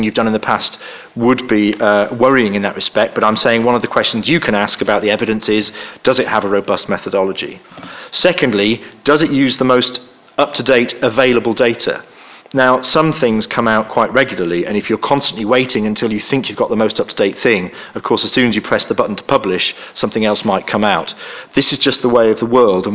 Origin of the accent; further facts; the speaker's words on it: York, Yorkshire and the Humber, United Kingdom; I come from York.